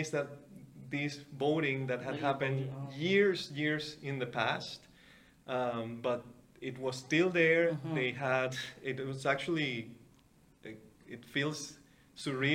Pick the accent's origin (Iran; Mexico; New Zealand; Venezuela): Venezuela; moved away as an adult; now in Canada; So I grew up in Venezuela. I grew up in the mainland, in a very small city.